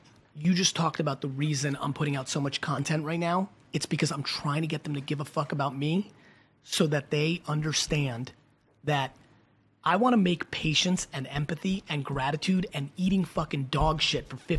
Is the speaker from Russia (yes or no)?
yes; Russia; moved away; I was born in Russia.